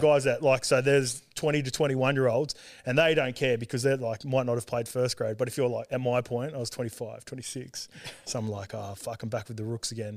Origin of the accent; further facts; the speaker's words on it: Sydney, New South Wales, Australia; also born or lived in Auckland, New Zealand / Salford, England; I grew up in, like, Western Sydney out Saint Clair Way near Penrith